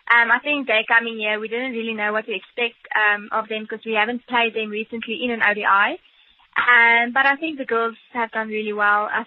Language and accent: English; South Africa